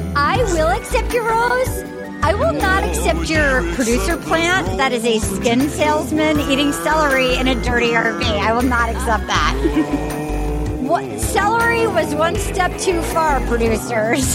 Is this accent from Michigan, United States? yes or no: no; Little Compton, Rhode Island, United States; now in Los Angeles, United States; my hometown of oh. Little Compton, Rhode Island